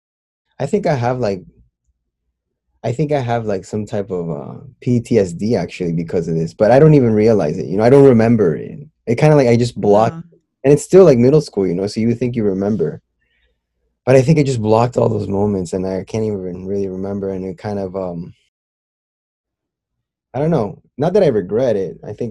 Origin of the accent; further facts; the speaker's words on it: Miami, Florida, United States; also born or lived in Lima, Peru; I was born in Lima, but at a very young age, I came to Miami, Florida. I was about almost 3 years old, and I grew up here ever since